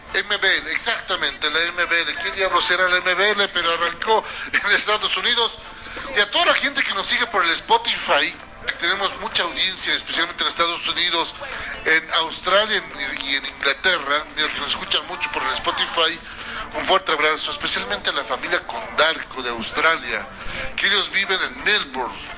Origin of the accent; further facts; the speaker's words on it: Bolivia; yo soy boliviano, soy colla, soy comechuño, pico verde